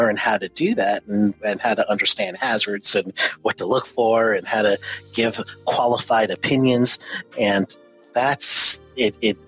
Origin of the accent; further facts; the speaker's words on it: New York City, New York, United States; moved away as an adult; also born or lived in Orlando, Florida / Cleveland, Tennessee; left New York, which I was born and raised in Queens, New York, left New York in 89, landed in Orlando, Florida